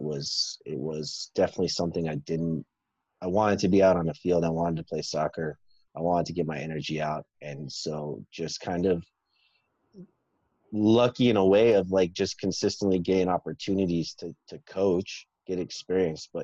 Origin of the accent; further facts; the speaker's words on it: Dallas, Texas, United States; I grew up in Dallas, Texas